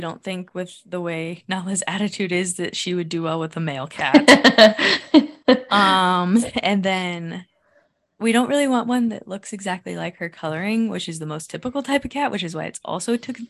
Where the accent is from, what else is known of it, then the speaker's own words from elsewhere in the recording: Indiana, United States; moved away; I'm from Indiana. My family's in Indiana.